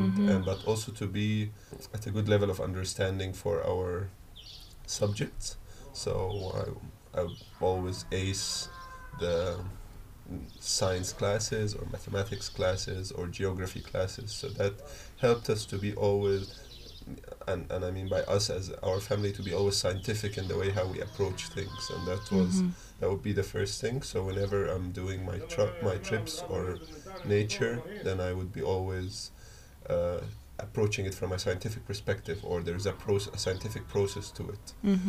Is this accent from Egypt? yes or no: yes; Egypt; also born or lived in Germany; So I was born in Germany, and one thing that is that's been consistent throughout my life is moving from one place to the other. So we were born in Germany, then I'm originally Egyptian, both my parents are Egyptian, so we moved back